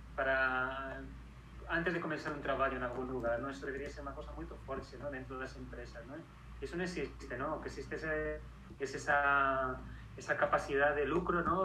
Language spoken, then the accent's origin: Spanish; Madrid, Community of Madrid, Spain; moved away as an adult; also born or lived in Segovia / Barcelona / Catalonia / Edinburgh; nací y me crié en Madrid, en España.